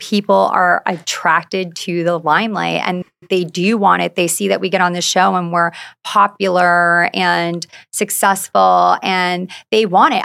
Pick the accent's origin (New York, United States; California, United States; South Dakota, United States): New York, United States; Long Island; moved away as an adult; now in Orange County, United States; I grew up on Long Island, so close to the city